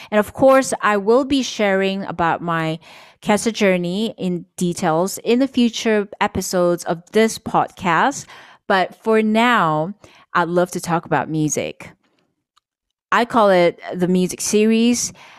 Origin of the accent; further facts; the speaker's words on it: Kota Kinabalu, Sabah, Malaysia; my hometown. It's called Kota Kinabalu or KK City in the state of Sabah, East Malaysia, and we're part of the Borneo Islands.